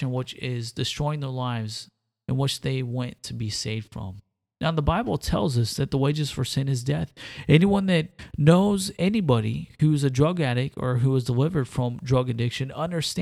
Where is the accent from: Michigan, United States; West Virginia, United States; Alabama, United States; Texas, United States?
Texas, United States; moved away as an adult; now in New York City, United States; I'm actually also from Texas